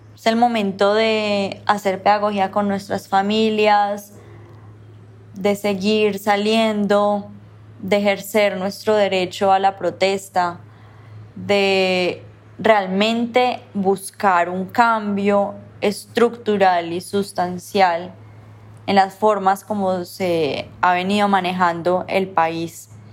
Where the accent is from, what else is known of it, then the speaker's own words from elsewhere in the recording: Colombia; esa música que nosotros ya tenemos aquí como colombianos